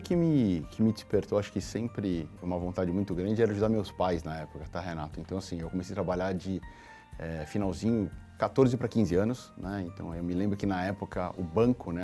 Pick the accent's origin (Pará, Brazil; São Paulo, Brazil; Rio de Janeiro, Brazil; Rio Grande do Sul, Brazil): São Paulo, Brazil; Nasci, cresci na periferia de São Paulo, no Jardim Cupecê